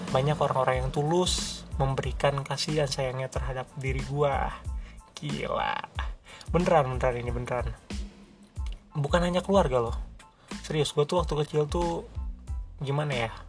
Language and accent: Indonesian; Bogor, West Java, Indonesia; also born or lived in Bekasi; gue lahir di Bekasi cuma 40 hari di sana dan gue semenjak 40 hari itu di Bogor gitu dan hitungannya udah orang Bogor dong 20 tahun men seumur hidup gue di Bogor